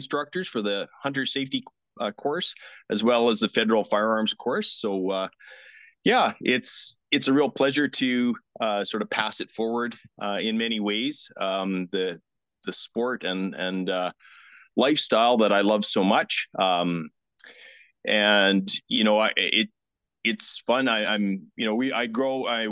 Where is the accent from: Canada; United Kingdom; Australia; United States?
Canada; Strasbourg, Saskatchewan; I grew up in Strasbourg, on a farm in Strasbourg. So just east of Last Mountain Lake.